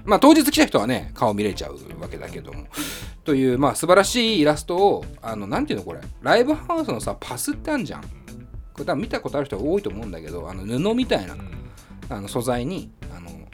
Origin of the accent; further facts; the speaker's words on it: Tokyo, Japan; 下北沢っていうね僕の地元の町でもあるんですけど